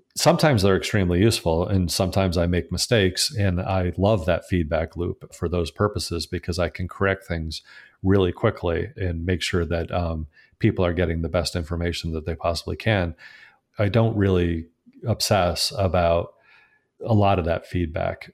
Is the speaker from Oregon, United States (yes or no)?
no; Connecticut, United States; return to my home state of Connecticut